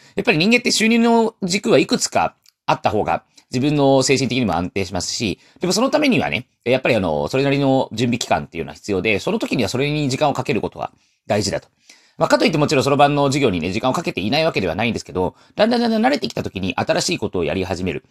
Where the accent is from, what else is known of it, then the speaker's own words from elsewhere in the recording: Taiwan; 僕は台湾の人